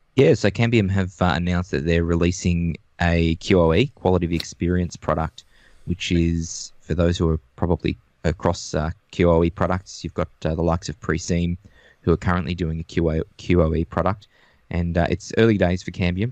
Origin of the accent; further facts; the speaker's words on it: Melbourne, Victoria, Australia; from Melbourne, Australia, although my background is showing I'm in the outback of Australia at the moment